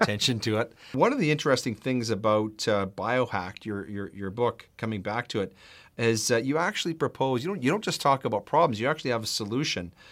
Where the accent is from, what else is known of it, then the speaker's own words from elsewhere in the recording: Canada; I am a husband, a father, a lawyer, a Christian, and a proud Canadian